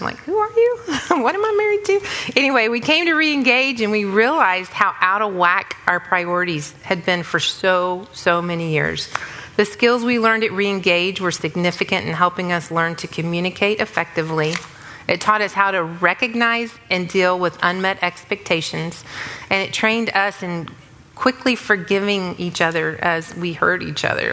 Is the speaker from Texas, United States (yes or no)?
yes; Dallas, Texas, United States; I grew up in Dallas in a family with a long legacy of God fearing parents